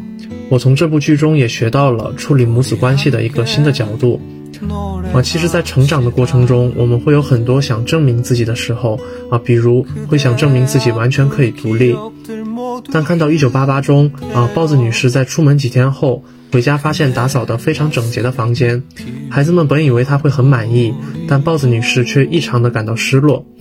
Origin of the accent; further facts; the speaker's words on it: Yanbian, Jilin, China; 啊，我现在是在老家吉林延边这边，啊，这边由于是朝鲜族自治州，